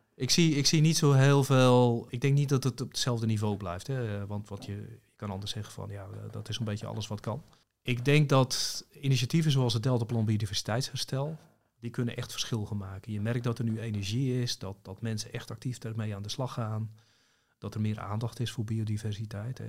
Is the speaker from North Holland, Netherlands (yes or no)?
yes; Zaanstreek, North Holland, Netherlands; ik kom uit de Zaanstreek